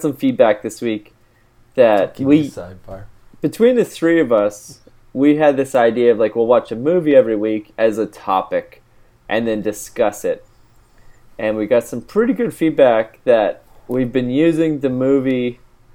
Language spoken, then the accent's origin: English; Canada; moved away as an adult; now in Dublin, Ireland; I'm Canadian